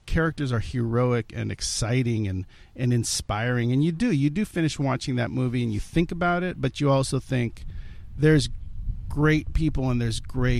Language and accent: English; United States; my parents are immigrants. I was born here